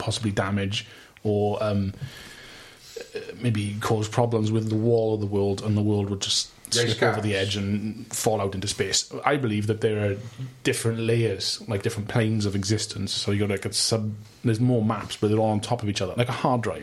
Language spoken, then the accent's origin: English; Wales, United Kingdom; from Wales